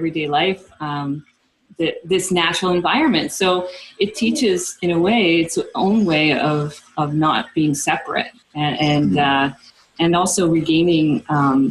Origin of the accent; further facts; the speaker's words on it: East Coast of Canada, Canada; moved away as an adult; also born or lived in Amazon; I didn't have as a child living in a suburb on the East Coast.